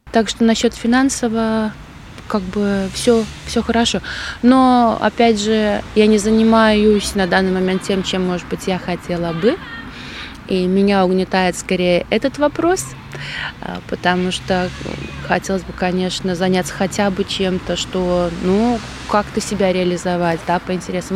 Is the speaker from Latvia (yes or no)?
yes; Krāslava, Latgale, Latvia; moved away as an adult; also born or lived in England; now in Krauja, Latvia; я просто вернулась в родной город э, к родителям